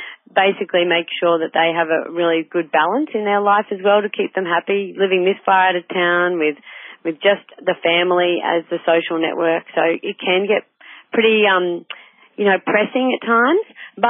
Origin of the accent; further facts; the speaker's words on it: Darling Downs, Queensland, Australia; moved away as an adult; also born or lived in Goondiwindi, Queensland / Sunshine Coast, Queensland; I'm from the Darling Downs originally, and so that was like farming country.